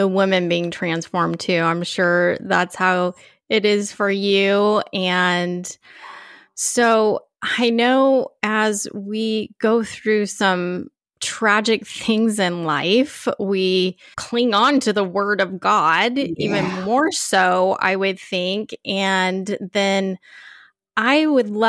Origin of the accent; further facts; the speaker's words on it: California, United States; moved away as an adult; now in Austin, United States; we are both Californians. Now I'm in Austin